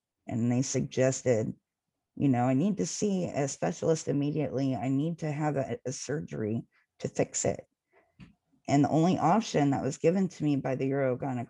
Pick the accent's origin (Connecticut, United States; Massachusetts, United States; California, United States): California, United States; Jackson; also born or lived in Manteca, California; I grew up between two towns, Jackson, California, which is about 45 minutes north in the Sierra Mountains, and in Manteca, which is about 15 minutes south of where I'm at now